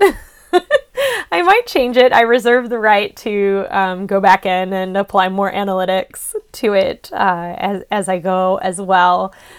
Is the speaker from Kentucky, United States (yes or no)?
yes; Louisville, Kentucky, United States; moved away as an adult; now in Boston, United States; Louisville, Kentucky, which is where I am originally from